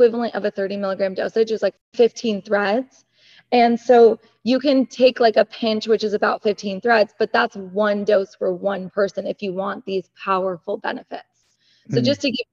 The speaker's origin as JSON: {"language": "English", "country": "United States", "said": "I grew up, I'm Iranian American, first generation"}